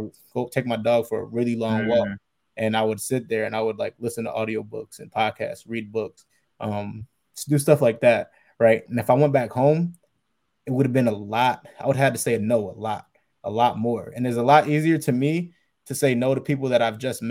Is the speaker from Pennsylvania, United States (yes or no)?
yes; Reading, Pennsylvania, United States; I grew up in Reading, Pennsylvania. It's like an hour away from Philly